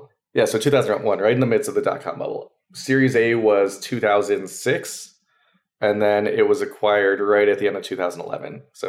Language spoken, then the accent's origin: English; Maryland, United States; we're growing up in Maryland. There's not, okay, you know, a big VC scene there.